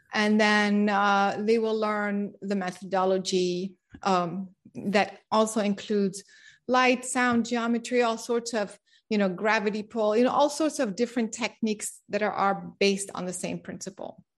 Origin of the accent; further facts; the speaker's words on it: France; moved away; also born or lived in Japan / United States / San Diego; I grew up in France